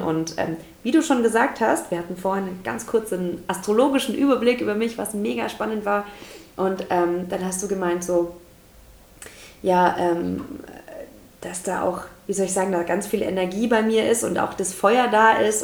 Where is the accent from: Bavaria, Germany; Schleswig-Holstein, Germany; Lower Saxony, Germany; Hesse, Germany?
Bavaria, Germany; Deggendorf; also born or lived in Passau / Munich / Stuttgart; now in Nuremberg, Germany; ich komme tatsächlich ursprünglich aus Passau. Also da bin ich geboren, so tiefstes Niederbayern. Und ähm, ja, und dann bin ich aufgewachsen, so Deckendorf, Straubing, die Ecke. Immer noch tiefstes Niederbayern.